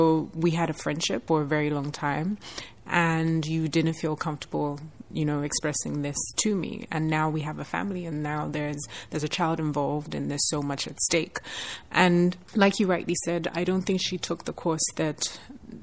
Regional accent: Nigeria; as a Nigerian

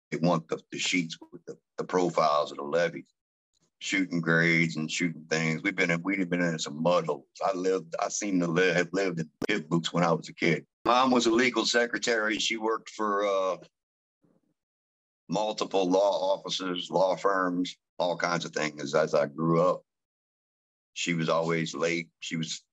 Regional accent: Gretna, Louisiana, United States; also born or lived in Marrero, Louisiana; I grew up in Old Gretna

